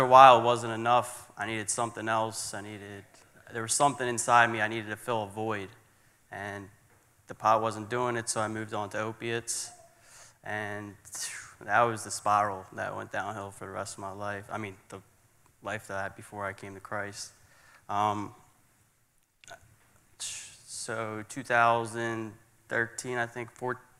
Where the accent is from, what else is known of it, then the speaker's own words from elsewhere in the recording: Philadelphia, Pennsylvania, United States; I'm from Philadelphia, Pennsylvania. I grew up in a church exactly kind of this size